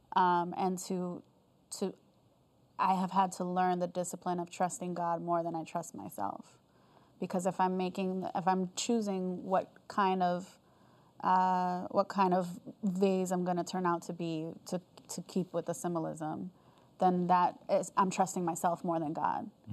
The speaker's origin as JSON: {"language": "English", "country": "United States", "also_born_or_lived": "South Korea", "said": "I'm American"}